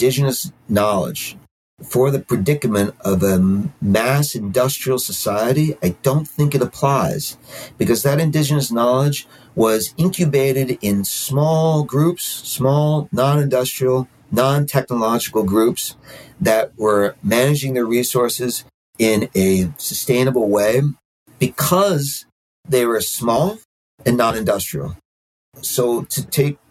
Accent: Brooklyn, New York, United States; now in Catskill Mountains, United States; I grew up in Brooklyn. I grew up like hardcore urban, you know, riding subways when I was like seven or something

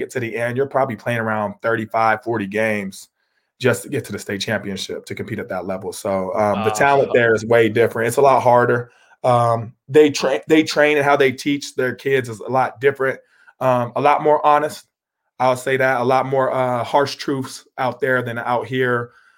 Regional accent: Boise, Idaho, United States; also born or lived in Meridian / Star / Middleton / New Mexico; I was born in Boise, and then I stayed in Meridian for a little bit. And then I went from Meridian to Star. I went to Star for kindergarten and first grade, I think. And then I went to Middleton.

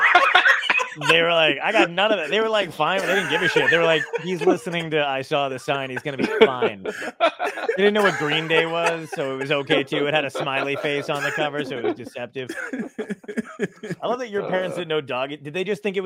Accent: New Jersey, United States; also born or lived in Brooklyn, New York; I'm from Jersey, yeah. Born in Brooklyn, raised in New Jersey

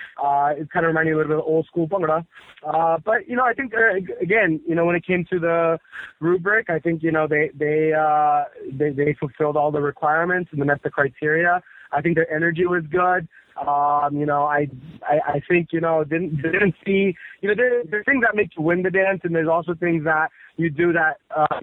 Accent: Washington, District of Columbia, United States; I'm born and raised in the Washington, D.C. area

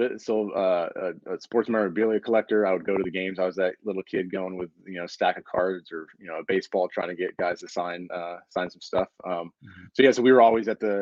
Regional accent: Binghamton, New York, United States; born and raised in Binghamton, about an hour from Syracuse for people looking at a map, about an hour south. Upstate New York

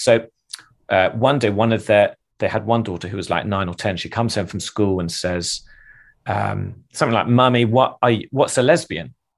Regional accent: England, United Kingdom; I'm English

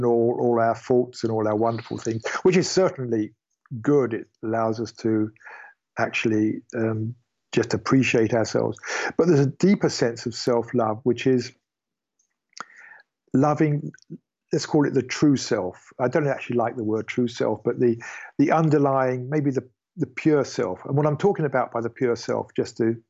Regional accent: United Kingdom; I am British

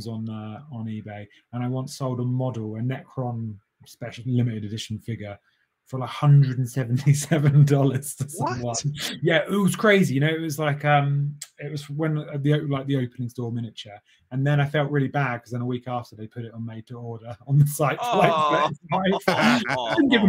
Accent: Southampton, South East England, United Kingdom; I grew up in Southampton, in a town in the south coast of England

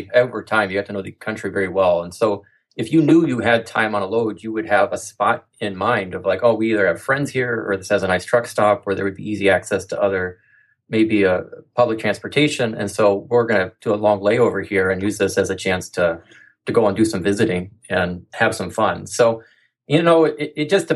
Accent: Midwest, United States; moved away as an adult; also born or lived in Central Oregon; We're from the Midwest

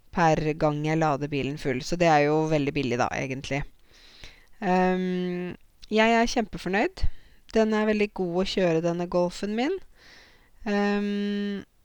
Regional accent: Norway; also born or lived in Zanzibar; sånn sett er jeg jo som nordmann

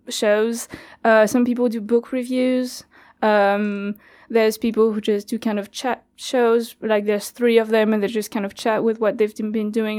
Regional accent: France; first language French; English is a second language; moved away as an adult; now in Cardiff, United Kingdom; so I'm from France

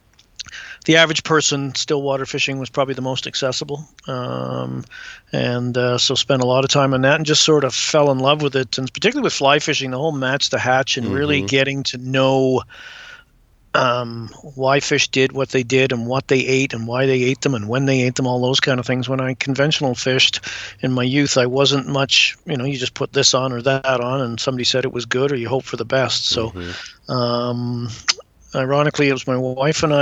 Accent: Vancouver Island, British Columbia, Canada; also born or lived in England; Emigrated to Canada when I was 7 and grew up in British Columbia, primarily on Vancouver Island

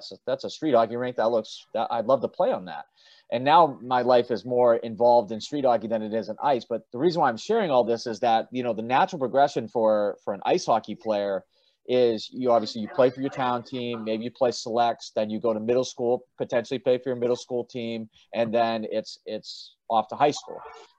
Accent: Gloucester, Massachusetts, United States; where Dan and I grew up in Gloucester, Mass

